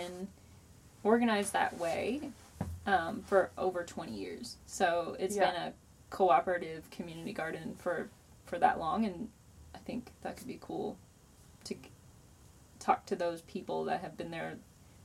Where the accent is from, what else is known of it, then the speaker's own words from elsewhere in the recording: United States; also born or lived in Louisville, Kentucky / Detroit / Taos, New Mexico; relatively privileged white lady who's born and raised in America